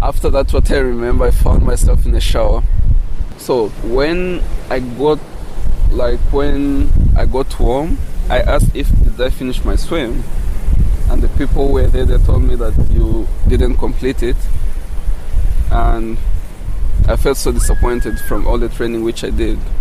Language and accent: English; DR Congo; English is a second language; now in South Africa